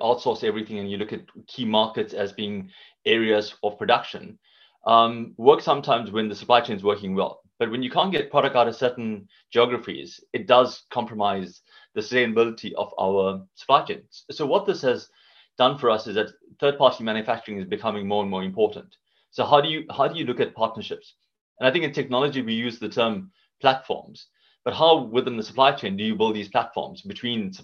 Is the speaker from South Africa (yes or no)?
yes; South Africa; moved away as an adult; now in United Kingdom; Based on this accent, you can hear I'm from South Africa, been in the UK for a good few years now